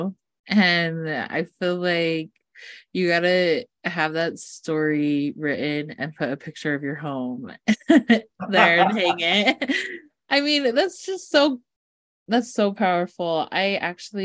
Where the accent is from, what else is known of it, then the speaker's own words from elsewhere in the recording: East Millcreek, Utah, United States; I grew up in East Mill Creek, Utah, which is a very wealthy part of Salt Lake